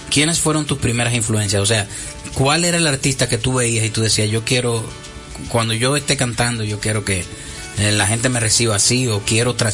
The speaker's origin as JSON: {"language": "Spanish", "town": "San Francisco de Macorís", "region": "Duarte", "country": "Dominican Republic", "tie": "born or raised there", "said": "Yo nací en San Francisco de Macorís."}